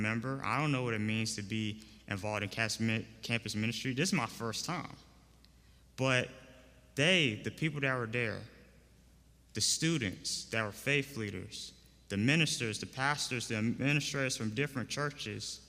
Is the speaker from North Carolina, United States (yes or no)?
yes; Raleigh, North Carolina, United States; I'm from Raleigh, North Carolina, a recent graduate of North Carolina Central University